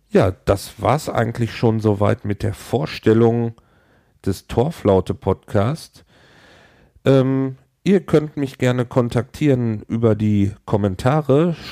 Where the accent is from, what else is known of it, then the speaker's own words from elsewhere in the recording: Hamburg, Germany; ich komme aus Hamburg